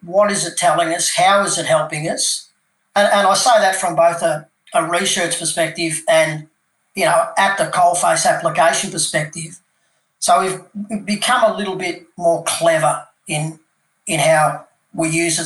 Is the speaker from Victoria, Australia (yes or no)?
yes; Melbourne, Victoria, Australia; moved away as an adult; also born or lived in Canberra / Perth; moved uh, back to my hometown of Melbourne